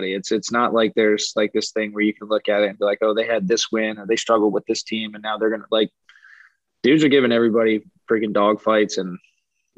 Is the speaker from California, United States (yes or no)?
no; Fluvanna County, Virginia, United States; I grew up in Fabana County